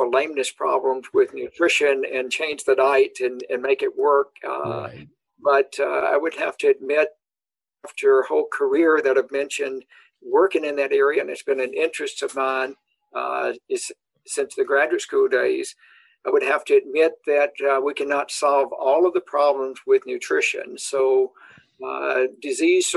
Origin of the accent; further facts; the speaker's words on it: the South, United States; also born or lived in Nebraska; now in Madison, United States; cow-calf operations growing up in the South